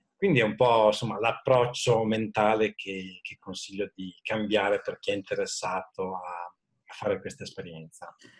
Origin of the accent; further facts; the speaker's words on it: Modena, Emilia-Romagna, Italy; also born or lived in London / Zurich; sono originario di Modena, dove attualmente vivo con eh, la famiglia